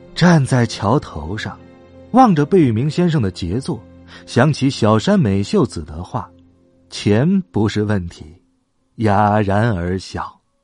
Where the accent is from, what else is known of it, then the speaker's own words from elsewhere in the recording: Beijing, China; accent: Beijing dialect; 北京土话说快了不行，别人听不太懂的